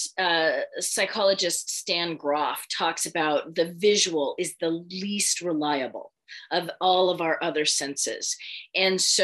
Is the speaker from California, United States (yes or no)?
yes; San Francisco Bay Area, California, United States; I grew up in the San Francisco Bay Area